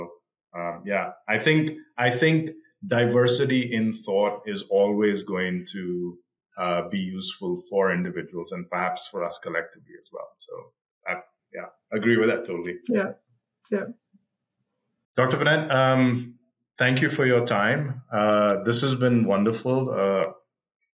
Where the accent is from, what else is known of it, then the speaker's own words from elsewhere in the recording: Australia; moved away as an adult; now in Bay Area, United States; I grew up in Australia